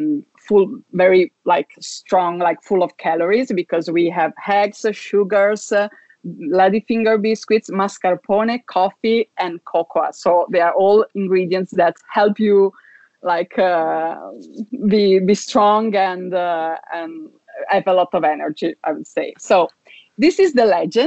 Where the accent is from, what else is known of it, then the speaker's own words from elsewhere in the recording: Treviso, Veneto, Italy; moved away as an adult; now in Milan, Italy; I come from Veneto region, so I also love my hometown very much, which is Treviso